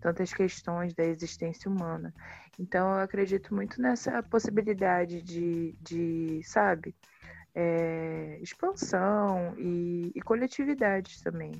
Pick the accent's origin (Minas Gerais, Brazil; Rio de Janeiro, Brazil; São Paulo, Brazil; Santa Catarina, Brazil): Rio de Janeiro, Brazil; Baixada Fluminense; eu nasci na Baixada Fluminense do Rio de Janeiro, que é a periferia do Rio.